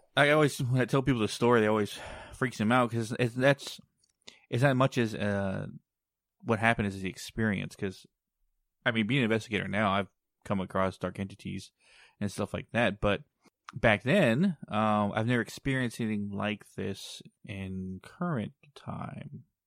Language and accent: English; Texas, United States; my hometown